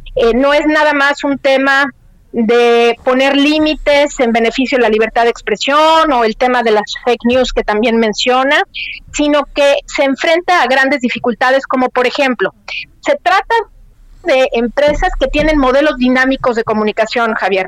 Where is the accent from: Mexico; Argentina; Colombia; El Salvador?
Mexico; moved away